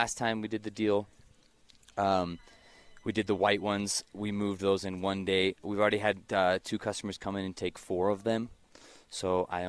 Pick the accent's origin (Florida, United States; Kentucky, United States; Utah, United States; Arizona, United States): Utah, United States; also born or lived in Peru; I'm from Utah and I speak Spanish on my social media